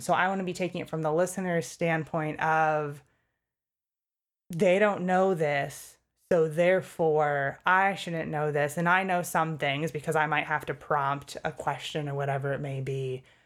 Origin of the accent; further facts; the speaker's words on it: Connecticut, United States; moved away as an adult; now in Pennsylvania, United States; I grew up in Connecticut. and then came to Pennsylvania for college